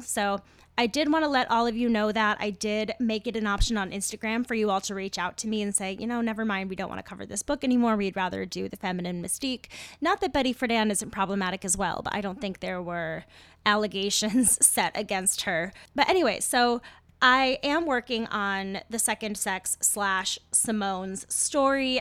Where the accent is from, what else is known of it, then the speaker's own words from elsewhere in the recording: United States; I'm an American